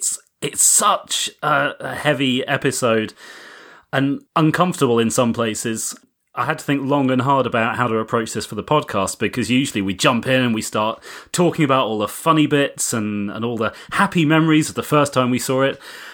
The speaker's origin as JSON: {"language": "English", "country": "United Kingdom", "said": "Yeah, I'm British."}